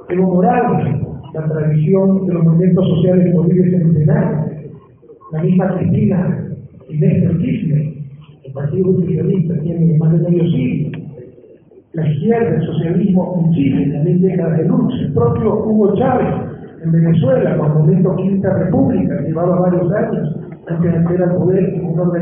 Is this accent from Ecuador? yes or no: yes; Ecuador